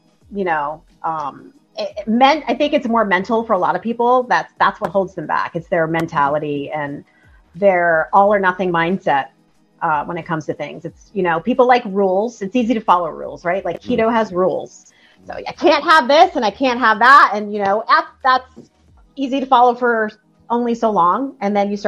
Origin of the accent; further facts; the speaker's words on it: Bridgeport, Connecticut, United States; moved away; also born or lived in San Diego / Los Angeles; I grew up in Bridgeport, Connecticut, about an hour from New York City